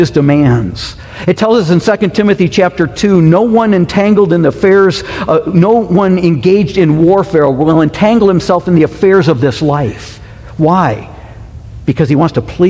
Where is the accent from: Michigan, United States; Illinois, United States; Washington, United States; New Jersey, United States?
Michigan, United States; moved away as an adult; also born or lived in Maine; I grew up in Michigan.